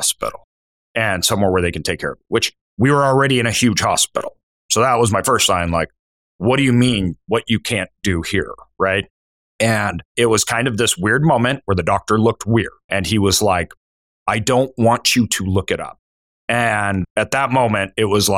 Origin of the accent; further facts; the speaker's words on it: Idaho, United States; I'm from Idaho.